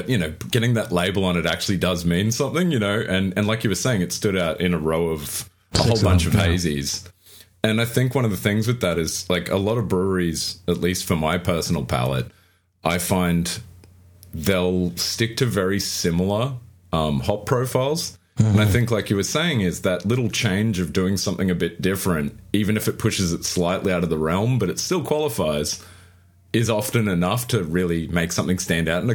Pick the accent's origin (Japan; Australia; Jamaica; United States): Australia; I'm Australian